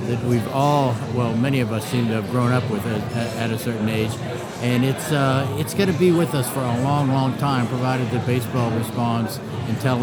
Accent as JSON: {"language": "English", "town": "Pittsburgh", "region": "Pennsylvania", "country": "United States", "tie": "born or raised there", "also_born_or_lived": "Baltimore", "moved": "yes", "said": "I grew up in Pittsburgh"}